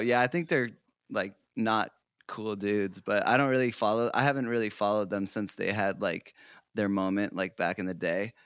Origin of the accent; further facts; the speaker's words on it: South Portland, Maine, United States; now in Los Angeles, United States; I grew up in South Portland, Maine, so I'm originally an East Coast boy